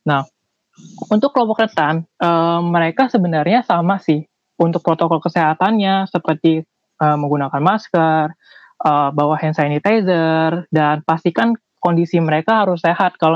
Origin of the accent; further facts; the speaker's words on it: Jakarta, Indonesia; Iya, aku dari Jakarta.